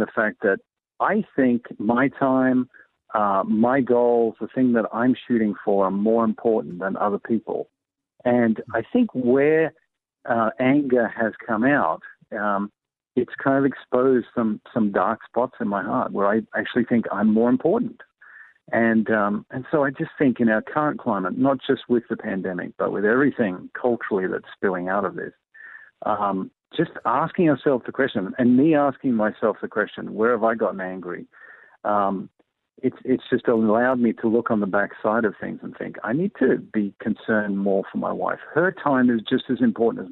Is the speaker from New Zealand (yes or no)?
no; Australia; I'm from Australia